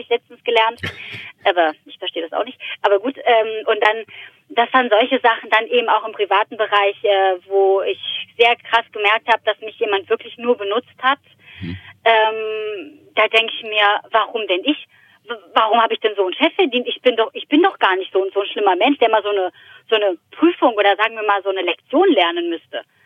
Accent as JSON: {"language": "German", "town": "Frankfurt am Main", "region": "Hesse", "country": "Germany", "said": "als Frankfurter Mädchen"}